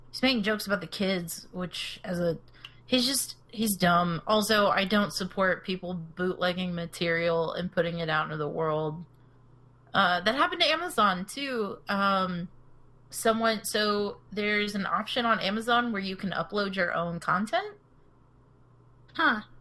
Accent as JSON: {"language": "English", "region": "Texas", "country": "United States", "said": "Yeah, I'm from Texas."}